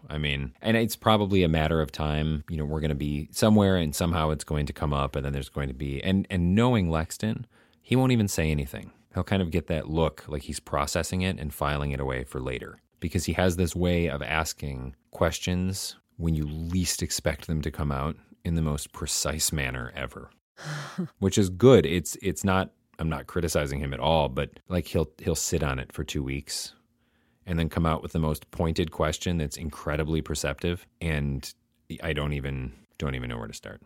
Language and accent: English; United States; the American in Amsterdam